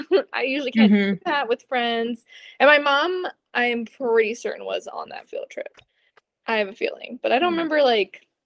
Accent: Florida, United States; moved away; I grew up in Florida

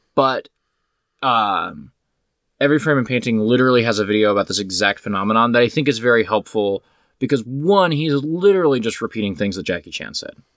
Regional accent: United States; I, as an American

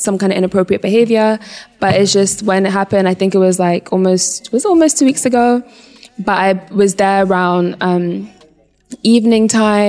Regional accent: Ghana; moved away; also born or lived in United States; I'm not from the States. I'm from Ghana, I'm not from the States

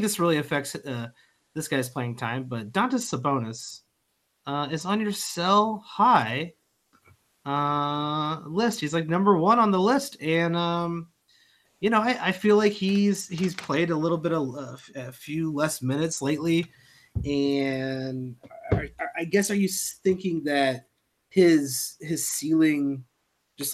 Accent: Midwest, United States; I'm from the Midwest

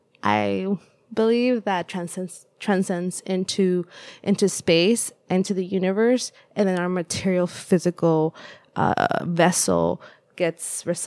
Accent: El Salvador; English is a second language; moved away; it was quite similar to the house that I grew up in El Salvador.

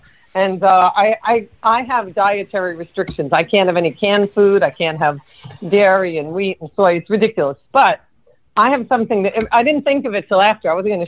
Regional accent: New York, United States; now in Florida, United States; I'm …. I'm from New York, and I live in Southern Florida.

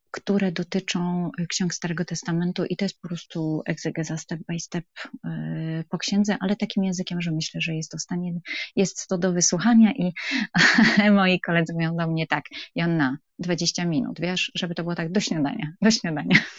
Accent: Wrocław, Lower Silesian Voivodeship, Poland; jestem z Wrocławia

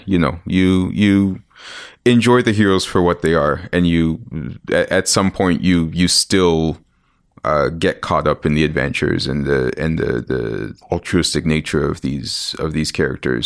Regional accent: Ontario, Canada; also born or lived in Winnipeg, Manitoba / Mississauga / Scarborough; I'm Canadian. I was born here.

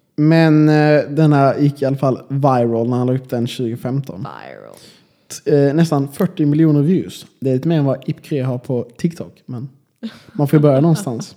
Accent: Malmö, Skåne, Sweden; moved away as an adult; now in Linköping, Sweden; jag är ändå från Malmö liksom, och det är en ganska stor stad

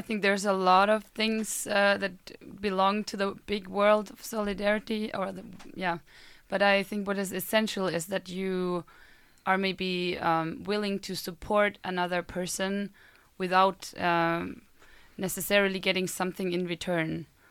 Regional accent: Germany; moved away as an adult; now in Sweden; I am a German uh, student

